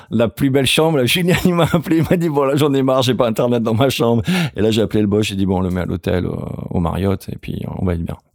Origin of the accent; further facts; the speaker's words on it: Senegal; Alors moi, je sais pas si c'est mon tempérament parce que j'ai grandi au Sénégal, je sais pas, ou c'est juste mon caractère.